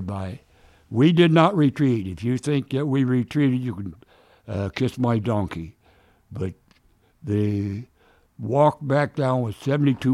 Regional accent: Minnesota, United States; I was raised in Minnesota

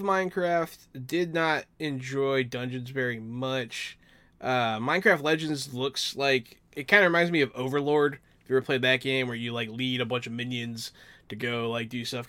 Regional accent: Pittsburgh, Pennsylvania, United States; I was born in Pittsburgh

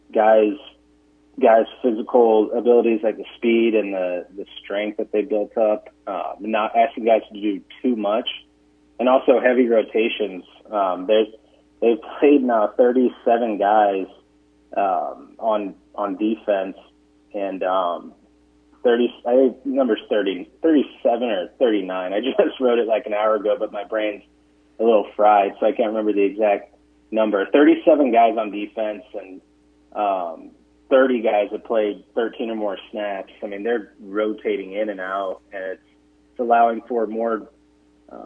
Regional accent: Illinois, United States; moved away as an adult; also born or lived in Ohio; now in Nebraska, United States; I'm from Illinois

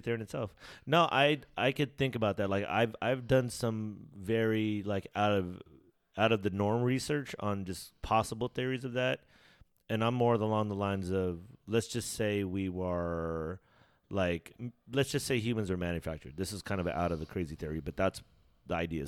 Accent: United States; if I'm born in America, I'm, like, American

